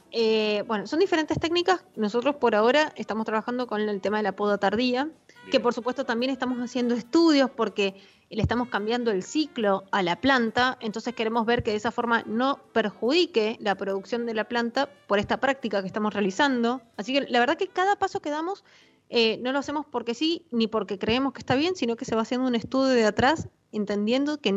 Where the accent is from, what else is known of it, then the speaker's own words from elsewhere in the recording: Mendoza, Argentina; now in San Juan, Argentina; yo, como te decía, soy mendocina y estoy acostumbrada a venir los fines de semana a Mendoza a visitar familia, amigos y demás.